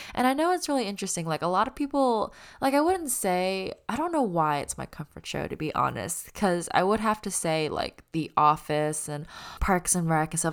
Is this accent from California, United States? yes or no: no; Auburn, Alabama, United States; moved away as an adult; also born or lived in Los Angeles; I was born and raised in Auburn